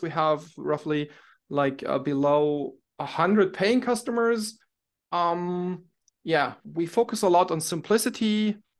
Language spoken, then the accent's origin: English; Munich, Bavaria, Germany; I'm from Munich, Germany